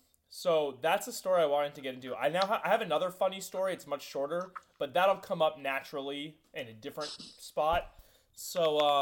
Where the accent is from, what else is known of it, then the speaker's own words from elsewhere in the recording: San Antonio, Texas, United States; in San Antonio, my hometown.